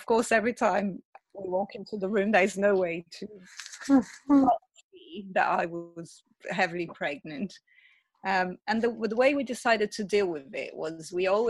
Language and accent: English; Brazil; English is a second language; I'm from Brazil originally. My mom came from Brazil to stay with my daughter for those 2 days.